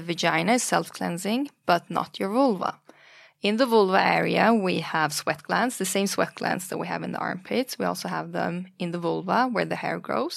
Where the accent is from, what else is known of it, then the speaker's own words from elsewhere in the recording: Stockholm, Stockholm County, Sweden; also born or lived in Iran; I was born in Iran during the Iran and Iraq War in the eighties. And then my parents fled to Sweden due to the war and due to political reasons. So we grew up in Sweden, in Stockholm